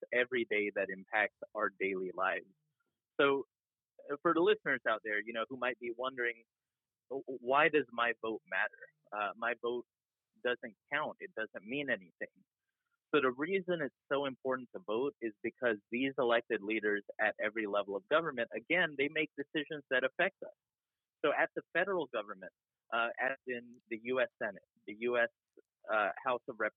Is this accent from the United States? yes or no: yes; Georgia, United States; I also grew up in Georgia